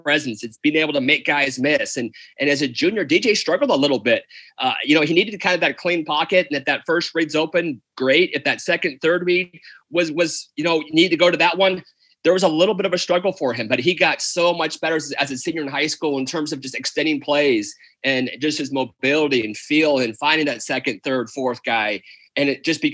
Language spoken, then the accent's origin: English; Hawaii, United States; I'm from Hawaii. My mom's Hawaiian.